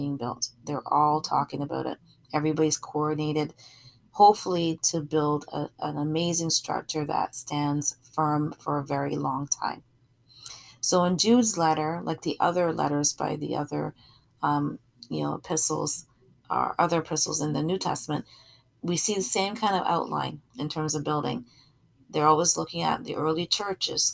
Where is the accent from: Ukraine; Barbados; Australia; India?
Barbados; now in Canada; I'm from Barbados originally, and I have a lot of family throughout the Caribbean.